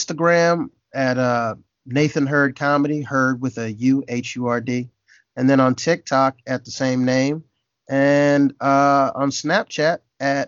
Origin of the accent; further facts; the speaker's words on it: Jacksonville, Florida, United States; now in Los Angeles, United States; I was born in L.A., but I was raised in Florida